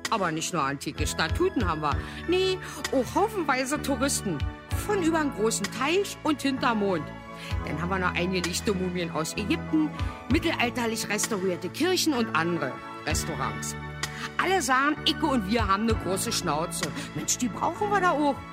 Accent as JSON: {"language": "German", "country": "Syria", "second_language": "German", "moved": "yes", "lives_now": "Germany", "said": "ich bin Flüchtling, ich komme aus Syrien, aber ich bin nicht so, wie ihr denkt, dass ich wäre?"}